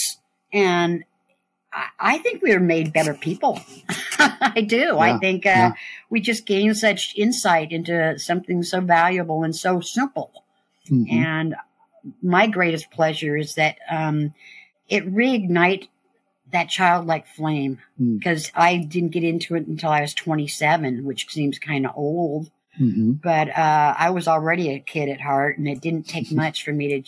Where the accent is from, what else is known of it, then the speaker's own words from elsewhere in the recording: Berkeley, California, United States; now in Marin County, United States; I was born in Berkeley